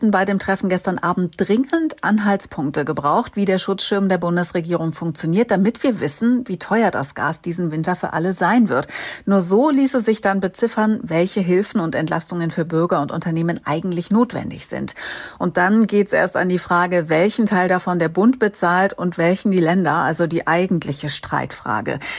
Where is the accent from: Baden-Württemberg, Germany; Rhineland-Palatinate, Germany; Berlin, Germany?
Rhineland-Palatinate, Germany; Bingen am Rhein; Ich bin aus Bingen am Rhein und ähm, wir wir haben seit zwei Jahren ein Haus in Belgien